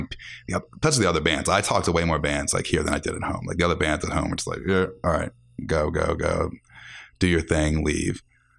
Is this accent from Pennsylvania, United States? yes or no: yes; Philadelphia, Pennsylvania, United States; moved away as an adult; I'm from Philly originally, so yeah, when I moved here 4 years ago